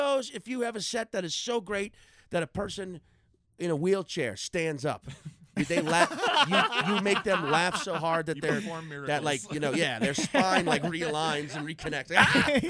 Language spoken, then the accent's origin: English; New Orleans, Louisiana, United States; because I started in New Orleans, right?